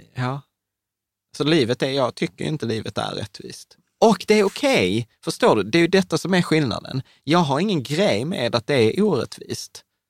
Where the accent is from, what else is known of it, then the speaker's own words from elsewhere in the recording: Sweden; vi föddes i Sverige